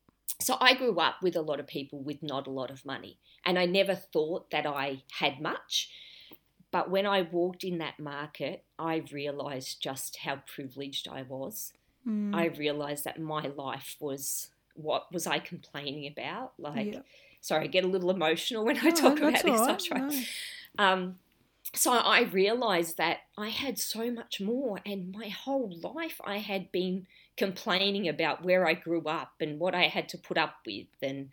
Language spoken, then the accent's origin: English; Broadmeadows, Victoria, Australia; Well, something that not many people know is I grew up in Broadmeadows. And for those that are from Australia or from Melbourne particularly, you'll know that that's a pretty low socioeconomic area.